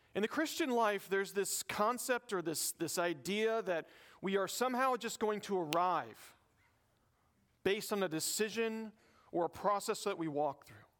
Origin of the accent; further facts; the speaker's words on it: the South, United States; I'm from the South